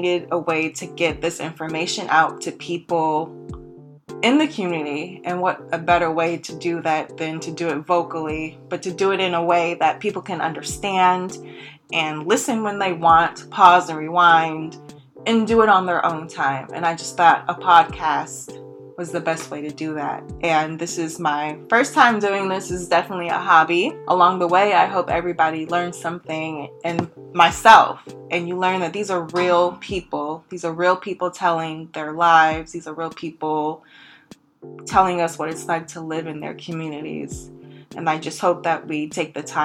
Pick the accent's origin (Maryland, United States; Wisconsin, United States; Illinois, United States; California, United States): California, United States; Los Angeles; moved away; also born or lived in Inglewood, California; I'm originally from Los Angeles, California. I lived in Inglewood, California